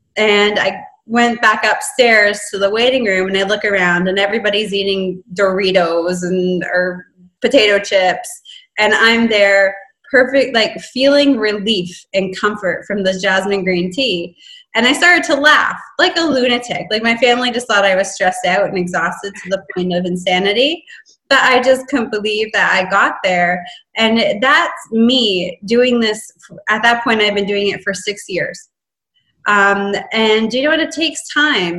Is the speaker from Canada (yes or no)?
yes; Canada; I'm in Texas. I'm from Canada.